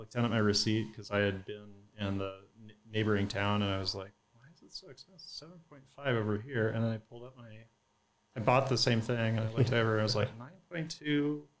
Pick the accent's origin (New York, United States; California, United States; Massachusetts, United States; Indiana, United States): California, United States; Santa Cruz; now in Texas, United States; I grew up in Santa Cruz, which is, you know, about an hour outside of Palo Alto, maybe an hour and a half.